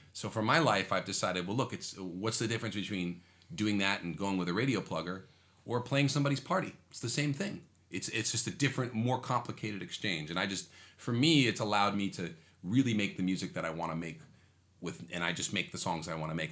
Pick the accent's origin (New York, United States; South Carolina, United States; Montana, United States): New York, United States; New York City; I was born in Manhattan. Yeah. I'm like a, I'm a true New Yorker.